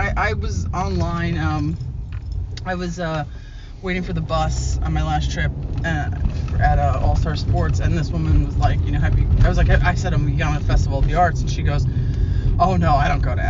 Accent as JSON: {"language": "English", "town": "New York City", "region": "New York", "country": "United States", "said": "I'm from New York City."}